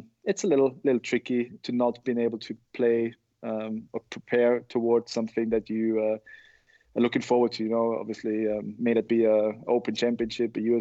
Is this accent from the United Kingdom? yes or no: no; Austria; in Austria, we went more towards you know, soccer, football and basketball in my hometown